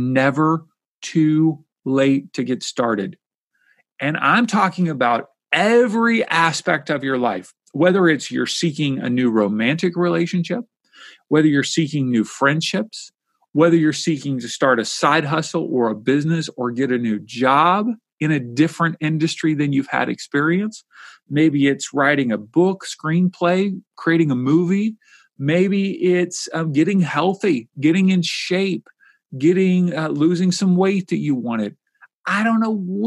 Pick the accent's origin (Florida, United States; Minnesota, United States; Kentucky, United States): Kentucky, United States; my home state where I grew up